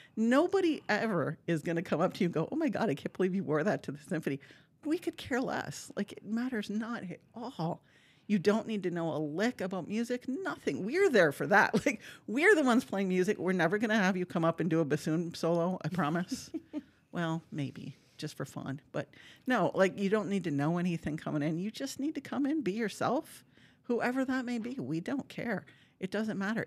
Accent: Marquette, Michigan, United States; moved away as an adult; now in Appleton, United States; I'm from Marquette, Michigan, so you can't get much mm. farther north without swimming to Canada

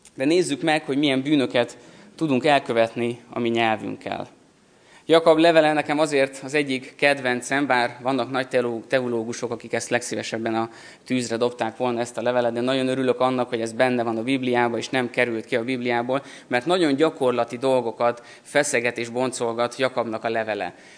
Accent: Szentendre, Pest, Hungary; Szentendrén, ahol felnőttem

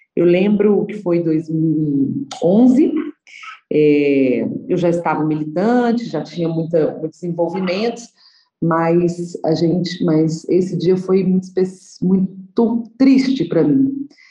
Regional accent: Nova Lima, Minas Gerais, Brazil; also born or lived in Belo Horizonte; nasci em Belo Horizonte, mas cresci em Nova Lima

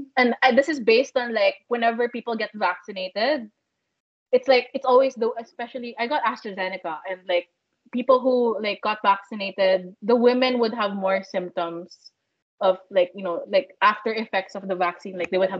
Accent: Philippines; I came from the Philippines, and everyone still wears their mask.

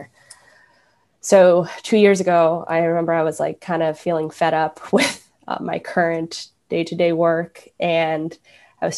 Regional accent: New Jersey, United States; moved away as an adult; also born or lived in Richmond, Virginia / New York; now in Providence, United States; I grew up in New Jersey originally

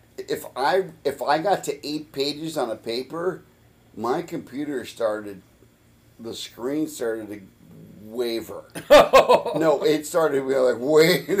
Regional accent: Kansas City, Missouri, United States; I happened to be born... in Kansas City, Missouri

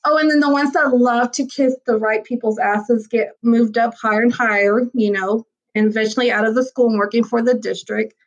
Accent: Galveston, Texas, United States; I was raised in Galveston. Like, I went to Ball High, class hey. of 2000. Like, like I love my island and I love Galveston

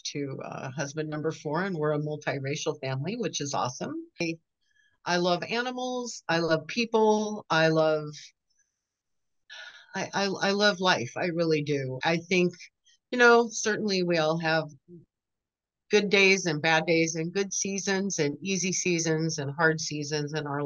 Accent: Southern California, United States; moved away as an adult; now in Northwest Arkansas, United States; I was born and raised in Southern California, and lived all over down there

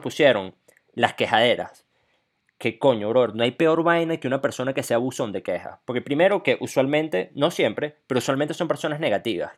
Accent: Venezuela; moved away; nosotros somos venezolanos

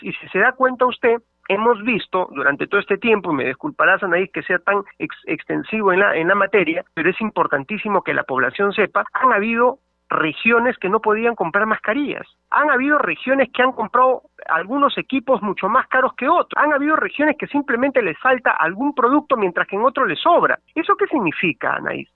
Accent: Peru; somos peruanos

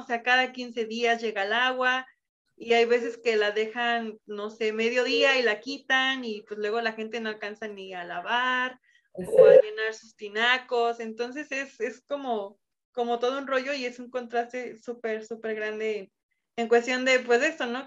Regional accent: Cabo San Lucas, Baja California Sur, Mexico; moved away as an adult; also born or lived in Mexico City / Querétaro; yo originalmente soy de Ciudad de México, pero de niña me, trajeron acá a, Cabo San Lucas y pues prácticamente aquí crecí

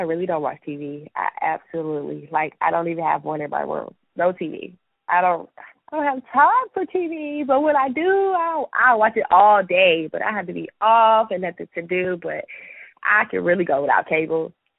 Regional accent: Atlanta, Georgia, United States; I told y'all I'm from Atlanta, so I have a little ratchet in me

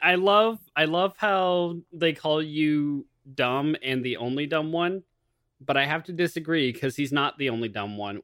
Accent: United States; I am American

